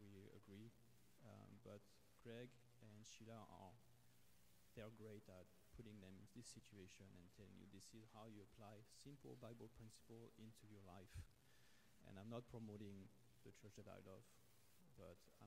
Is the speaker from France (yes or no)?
yes; France; moved away as an adult; now in Canada; I'm a foreigner. I'm from France originally, and I came back in Canada last year, end of 2022